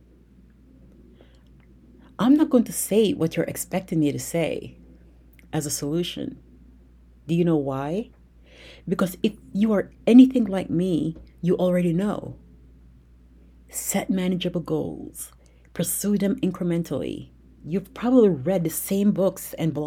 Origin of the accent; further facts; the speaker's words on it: United States; I grew up in America